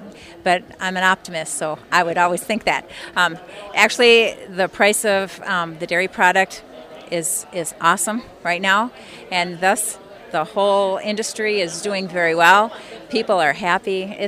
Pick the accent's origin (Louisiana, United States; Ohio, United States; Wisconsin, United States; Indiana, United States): Wisconsin, United States; Hammond; I'm from Hammond, Wisconsin. We have a 600-cow dairy there.